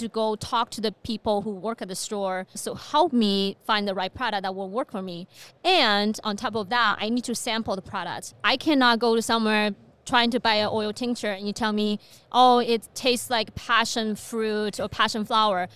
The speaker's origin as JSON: {"language": "English", "country": "China", "tie": "born or raised there", "also_born_or_lived": "Beijing, China", "moved": "as an adult", "lives_now": "Fargo, United States", "said": "I was born and raised in China."}